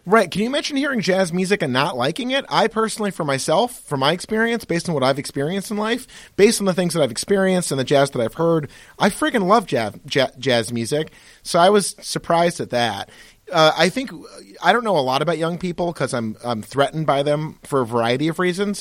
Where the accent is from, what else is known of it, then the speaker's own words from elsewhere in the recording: Pittsfield, Massachusetts, United States; who I grew up with in Pittsfield, Massachusetts